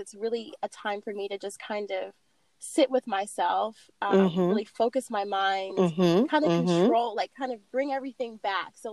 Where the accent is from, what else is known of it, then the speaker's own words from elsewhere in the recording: California, United States; also born or lived in Oregon; now in Atlanta, United States; I'm originally from California